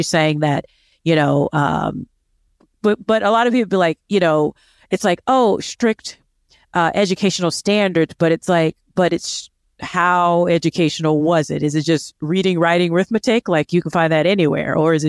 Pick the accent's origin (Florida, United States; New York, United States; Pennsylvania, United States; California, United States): Florida, United States; I had an excellent education and I come from Florida back in the day.